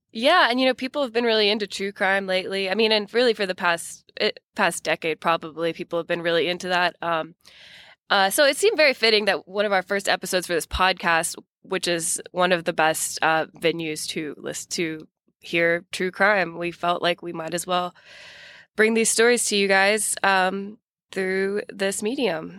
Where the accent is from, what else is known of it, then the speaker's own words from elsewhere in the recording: Ville Platte, Louisiana, United States; my hometown